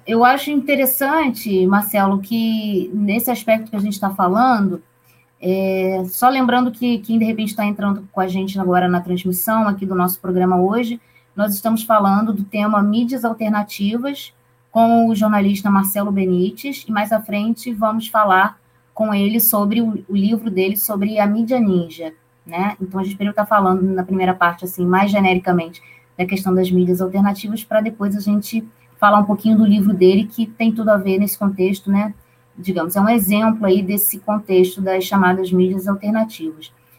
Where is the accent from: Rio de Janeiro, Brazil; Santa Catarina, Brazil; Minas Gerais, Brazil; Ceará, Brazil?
Rio de Janeiro, Brazil; Campos dos Goytacazes; que fica na minha cidade natal, campus dos Goitacazes